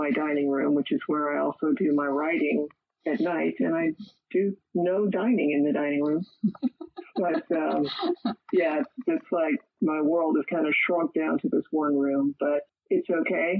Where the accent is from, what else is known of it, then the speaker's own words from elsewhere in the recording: San Diego, California, United States; moved away as an adult; also born or lived in Missouri / Texas / New England; now in East Coast, United States; I'm a native Californian, so I grew up there. I grew up in San Diego